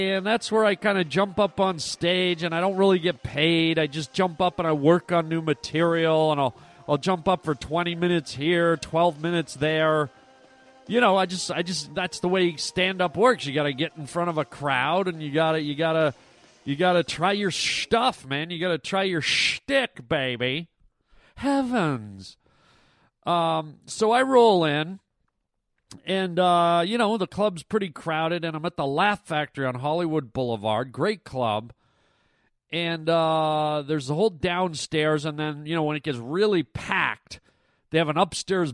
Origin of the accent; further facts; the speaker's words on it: Toronto, Ontario, Canada; now in United States; I was born and raised in Canada